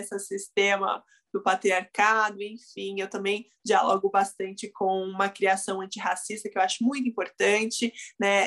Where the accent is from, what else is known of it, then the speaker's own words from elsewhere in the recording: Brazil; eu sou, sou brasileira, né, nasci aqui